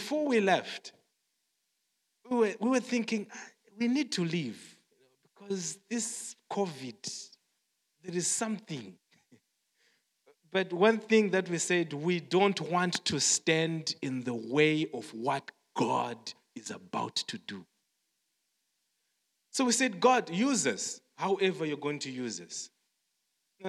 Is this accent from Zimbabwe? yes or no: yes; Zimbabwe; moved away as an adult; now in South Africa; growing up in Zimbabwe, I'm from Zimbabwe and we work in South Africa